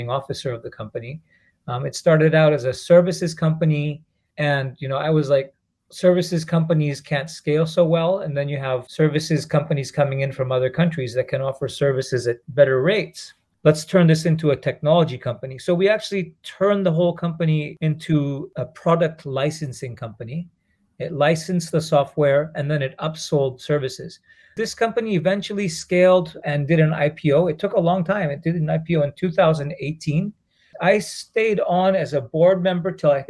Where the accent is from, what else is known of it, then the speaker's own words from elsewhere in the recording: Japan; also born or lived in Singapore / India (heritage); I was born and raised in Japan. I'm of Indian heritage and origin. I currently live in Yokohama, Japan, as well as Singapore.